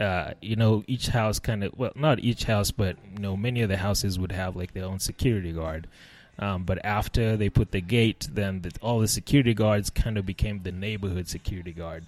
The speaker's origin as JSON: {"language": "English", "region": "Nairobi", "country": "Kenya", "tie": "born or raised there", "moved": "yes", "said": "So I grew up in Nairobi, Kenya."}